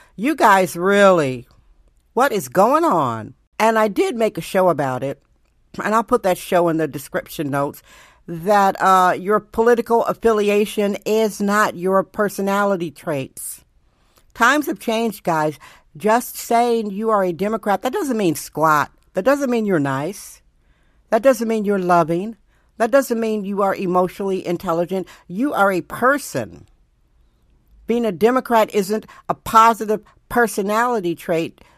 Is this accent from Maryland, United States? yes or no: no; Milwaukee, Wisconsin, United States; now in San Francisco, United States; where I was born in Wisconsin.